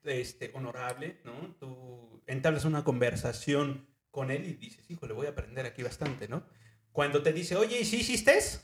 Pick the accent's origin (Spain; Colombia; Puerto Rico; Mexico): Mexico; Mexico City; moved away; also born or lived in Ecatepec, State of Mexico; Yo nací en Lomas de Chapultepec este, la verdad, es una casa muy, muy, muy bonita.